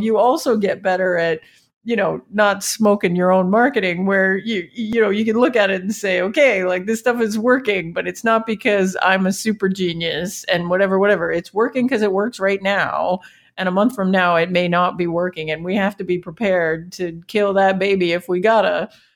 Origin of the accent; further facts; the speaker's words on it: Canada; I'm from Canada and we run this little startup